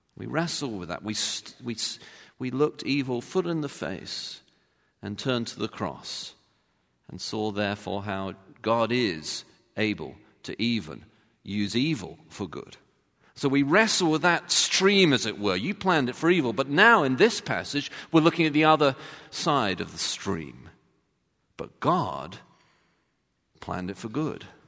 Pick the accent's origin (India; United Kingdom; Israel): United Kingdom; I'm British